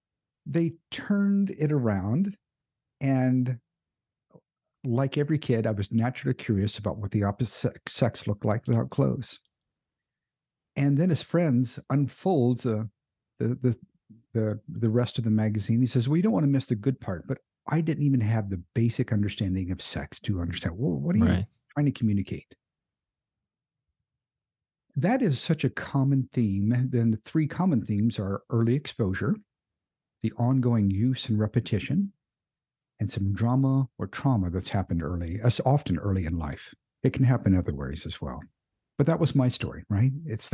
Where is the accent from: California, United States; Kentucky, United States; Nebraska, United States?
Kentucky, United States; also born or lived in Indiana / Florida; I'm a native of Indiana. I grew up in Kentucky and Florida.